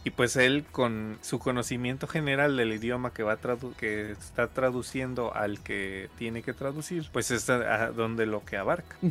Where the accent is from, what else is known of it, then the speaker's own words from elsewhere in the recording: Mexico; lo que usamos aquí en México